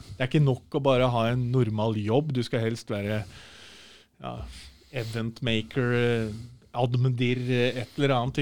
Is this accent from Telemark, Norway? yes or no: no; Nordre Land, Innlandet, Norway; also born or lived in Snertingdalen, Gjøvik; halve, halve, livet mitt, altså ungdomstida, eh, barnetida, var på Nordskinni i Nordre Land kommune, for der er morssiden ifra